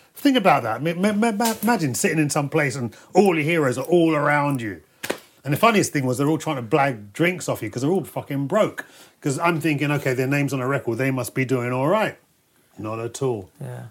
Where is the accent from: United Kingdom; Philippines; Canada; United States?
United Kingdom; London; growing up in London, I never wanted to leave this place